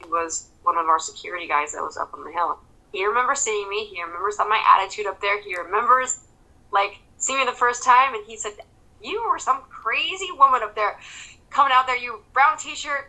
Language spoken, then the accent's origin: English; Santa Rosa, California, United States; moved away as an adult; also born or lived in Monterey / North Carolina / Florida; Santa Rosa is my hometown. Santa Rosa unit is right behind the high school that I graduated from